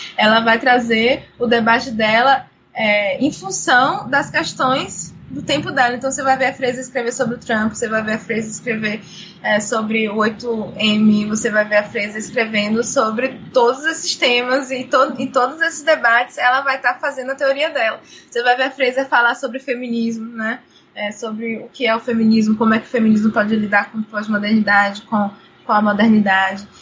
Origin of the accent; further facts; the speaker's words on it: Brazil; also born or lived in Cachoeira, Bahia; eu sou brasileira